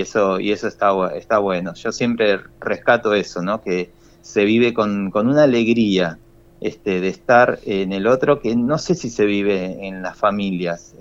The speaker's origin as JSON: {"language": "Spanish", "country": "Argentina", "said": "todos unidos como argentinos"}